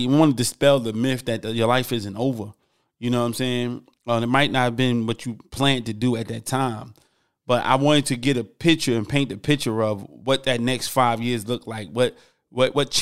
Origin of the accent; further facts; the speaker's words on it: Newark, New Jersey, United States; moved away; I'm from Newark, New Jersey originally. We yell, we big, you know, we right outside New York.